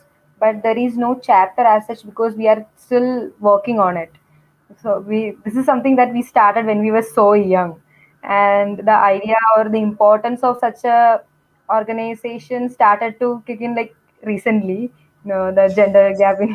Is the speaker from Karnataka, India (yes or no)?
no; Kochi, Kerala, India; I am basically from Kochi